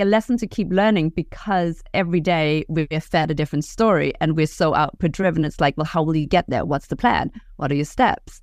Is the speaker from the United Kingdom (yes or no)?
no; Denmark; moved away; I'm from Denmark